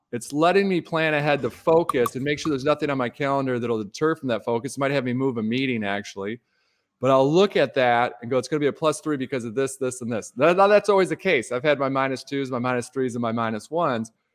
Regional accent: Detroit, Michigan, United States; Midwesterner growing up in Detroit

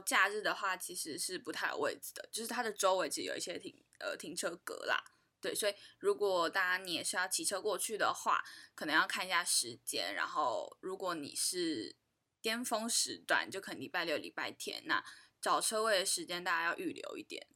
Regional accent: Taiwan; 我们台湾人

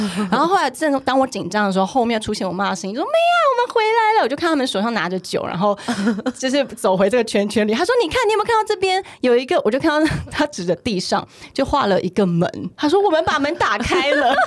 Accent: Taiwan; now in Taipei, Taiwan; 我自己是乡下长大的孩子嘛

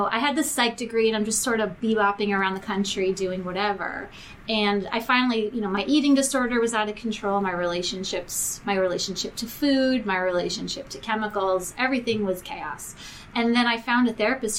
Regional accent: New York, United States; moved away; I grew up in New York. I'm a New York Jewish girl.

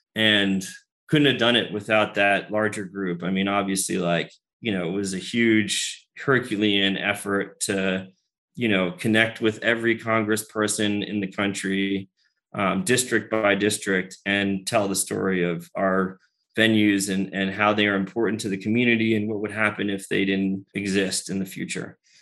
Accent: United States; moved away; I'm from New York, New Jersey originally

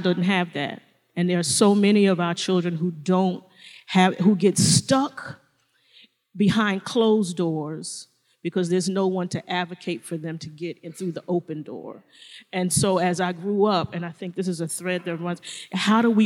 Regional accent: New York City, New York, United States; I grew up in Brooklyn, New York.

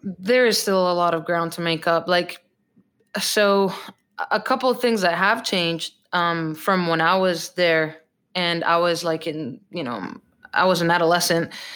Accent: Costa Rica; English is a second language; moved away as an adult; now in Portland, United States; I was born and raised in Costa Rica, which I absolutely love my home country

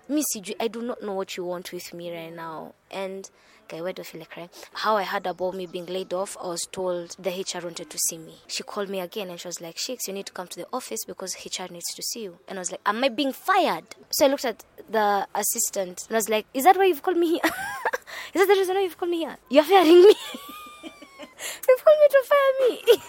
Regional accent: Nairobi, Kenya; also born or lived in Nakuru / Embu; I'm from Nairobi, Kenya, a place called Kangemi, born and raised, a place called Third World, God's Forgotten People.

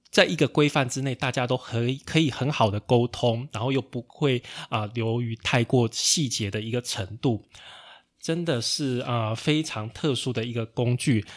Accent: Taichung, Taiwan; 其实我是台中人啊

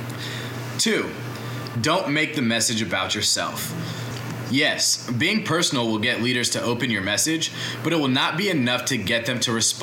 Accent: Atlanta, Georgia, United States; I grew up in Atlanta my whole life.

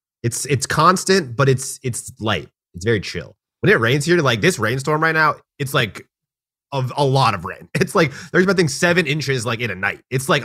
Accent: Seattle, Washington, United States; also born or lived in Hawaii; I'm from Seattle. I was born

